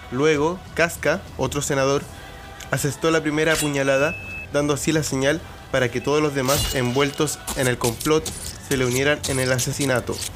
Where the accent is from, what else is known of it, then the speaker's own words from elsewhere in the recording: Chile; soy chileno y tengo mentalidad de chileno